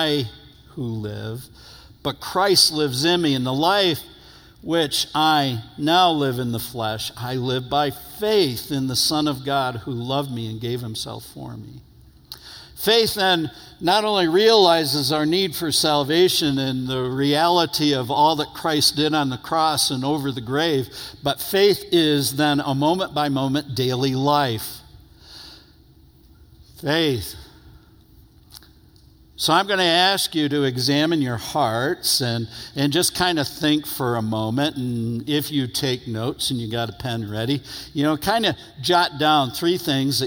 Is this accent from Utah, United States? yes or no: no; New York, United States; moved away; I'm from New York originally